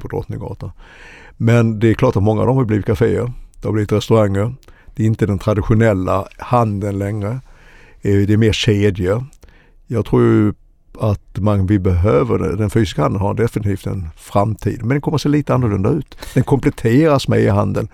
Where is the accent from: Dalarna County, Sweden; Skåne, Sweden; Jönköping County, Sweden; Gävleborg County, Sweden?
Skåne, Sweden; Helsingborg; now in Stockholm, Sweden; jag är egentligen född i Skåne, Helsingborg, men har bott i Stockholm i över 40 år